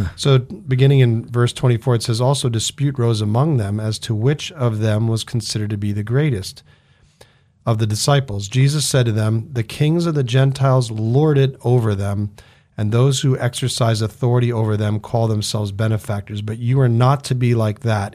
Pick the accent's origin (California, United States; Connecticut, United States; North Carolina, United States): Connecticut, United States; now in Idaho, United States; I grew up in Connecticut